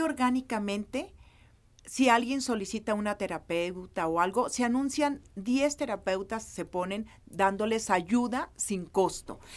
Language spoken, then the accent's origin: Spanish; Nayarit, Mexico; yo soy de Nayarit